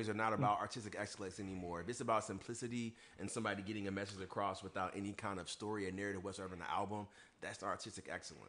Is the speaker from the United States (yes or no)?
yes; Ferguson, Missouri, United States; moved away as an adult; now in Chicago, United States; I'm originally from St. Louis, Missouri, specifically a small town by the name of Hashtag Ferguson. Born and raised.